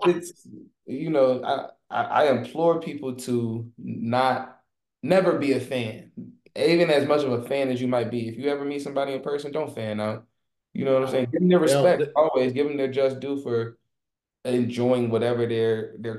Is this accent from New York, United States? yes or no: no; Chicago, Illinois, United States; moved away; also born or lived in Los Angeles; Growing up in Chicago